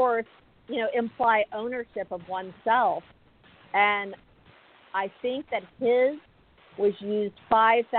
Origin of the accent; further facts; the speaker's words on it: South Texas, United States; I grew up in South Texas, small Southern Baptist church